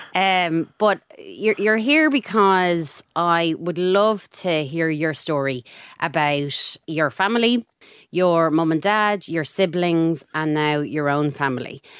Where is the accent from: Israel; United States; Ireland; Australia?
Ireland; Dublin, Leinster; I'm from Clontarf, very normal childhood